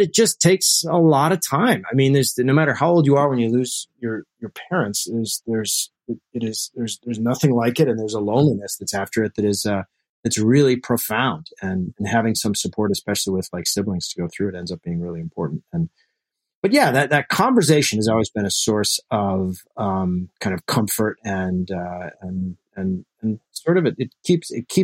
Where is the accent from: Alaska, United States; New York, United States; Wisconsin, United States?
Alaska, United States; I grew up in Alaska. We moved there when I was three